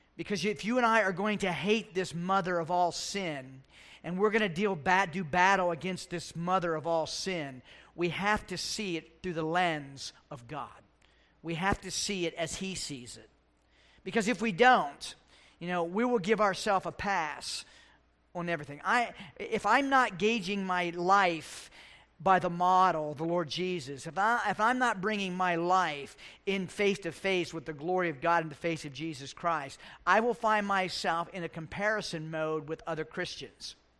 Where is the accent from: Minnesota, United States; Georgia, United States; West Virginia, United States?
West Virginia, United States; moved away as an adult; A kid in West Virginia, the Navy, and here